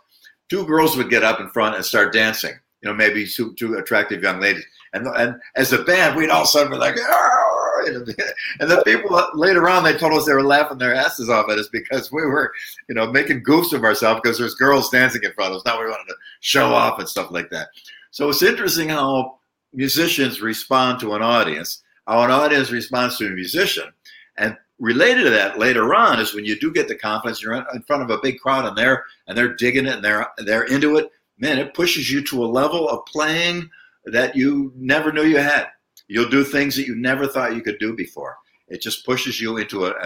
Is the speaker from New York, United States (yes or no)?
yes; Buffalo, New York, United States; in Buffalo, New York, my hometown